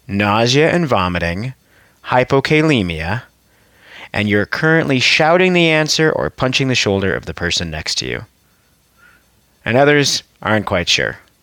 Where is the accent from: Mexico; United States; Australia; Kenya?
United States; Colorado; I'm from Colorado